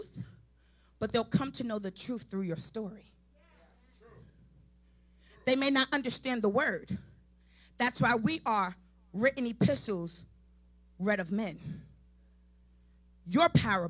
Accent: New York City, New York, United States; now in Charlotte, United States; I'm from Brooklyn, New York

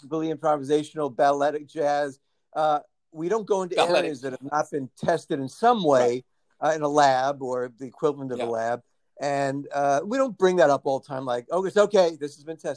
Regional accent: New York City, New York, United States; growing up on the Belt Parkway in Brooklyn

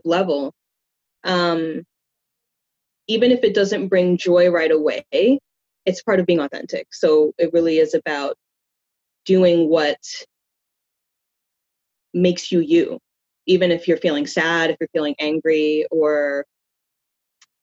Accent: New York, United States; I was born and raised in New York, so I've been here all of my life

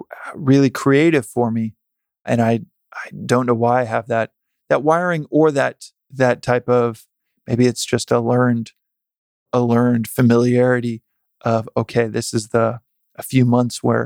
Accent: Texas, United States; Growing up in Texas

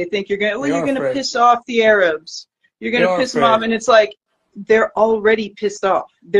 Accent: Chicago, Illinois, United States; I'm from Chicago.

